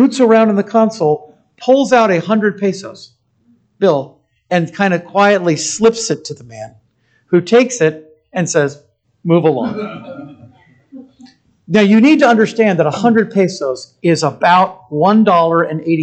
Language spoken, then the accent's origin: English; United States; as an American